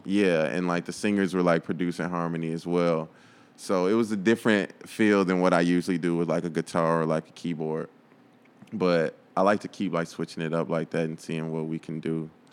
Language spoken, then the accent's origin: English; Chicago suburbs, Illinois, United States; I was born in Chicago, but, like, my parents, like, moved us to the burbs